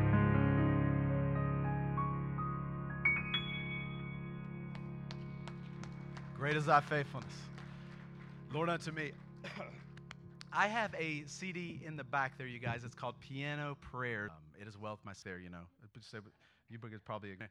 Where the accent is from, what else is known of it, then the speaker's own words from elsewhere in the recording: Indiana, United States; we're from Indiana.